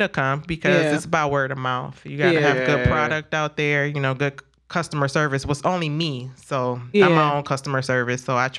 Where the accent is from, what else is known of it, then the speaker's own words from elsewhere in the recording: Beach Park, Illinois, United States; moved away as an adult; also born or lived in Lake County, Illinois; now in Kenosha, United States; we grew up in Beach Park, you know, single mom, got five beautiful kids.